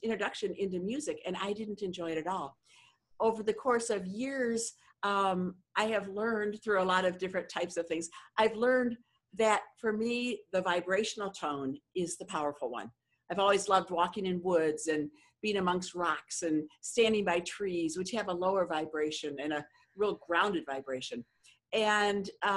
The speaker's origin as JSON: {"language": "English", "town": "Ann Arbor", "region": "Michigan", "country": "United States", "moved": "yes", "said": "I'm originally from Ann Arbor, Michigan"}